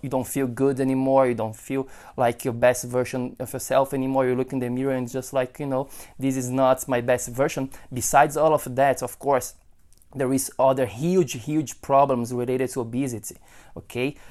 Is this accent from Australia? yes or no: no; Brazil; moved away; I am from Brazil